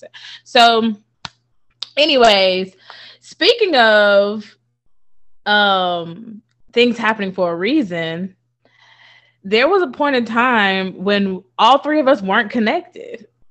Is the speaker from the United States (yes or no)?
yes; Thomaston, Georgia, United States; There's a house we grew up in and on Avenue F in Thomaston, Georgia